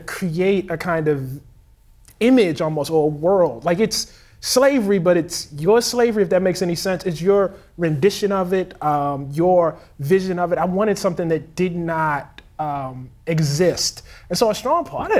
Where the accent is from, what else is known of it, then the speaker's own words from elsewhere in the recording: Baltimore, Maryland, United States; I'm from Baltimore, Maryland.